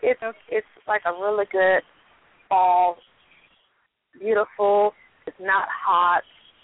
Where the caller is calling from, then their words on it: Louisiana, United States; I am calling from Louisiana.